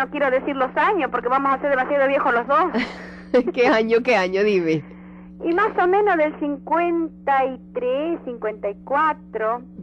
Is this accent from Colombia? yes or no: yes; Colombia; Eh, colombiana.